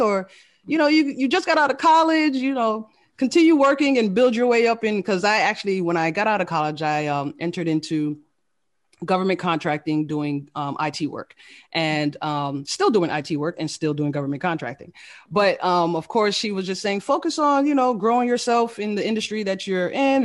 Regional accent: Fort Lauderdale, Florida, United States; moved away as an adult; also born or lived in Queens, New York / Washington DC / Maryland area; I was born in Queens, New York, um, raised by a single, uh, single mother. And, uh, we moved to Florida at the age of eight. Uh, so I grew up in the Fort Lauderdale, Florida area

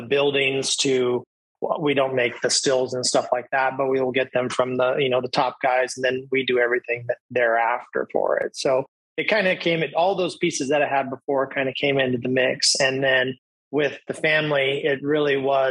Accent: Maui, Hawaii, United States; I was born and raised here on Maui

